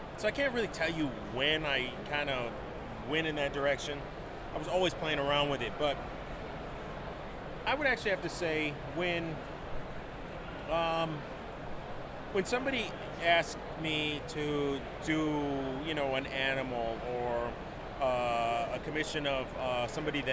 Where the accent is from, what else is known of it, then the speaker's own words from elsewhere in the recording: Westland, Michigan, United States; now in Austin, United States; I live in Austin, Texas, but I grew up here in Michigan, around the Wayne Westland area